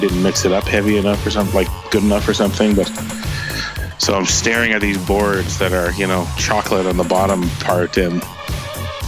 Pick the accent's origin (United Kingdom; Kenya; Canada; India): Canada; I am the Canadian Bob Vila